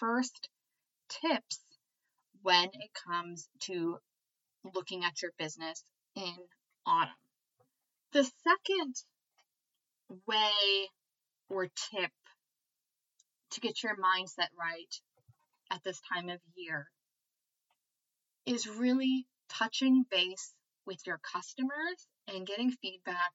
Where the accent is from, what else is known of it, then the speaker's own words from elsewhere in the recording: United States; I am American